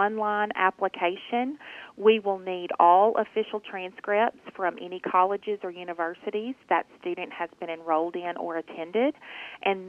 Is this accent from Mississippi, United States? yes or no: yes; Oxford, Mississippi, United States; I'm an Oxonian, so I was born and raised here in Oxford.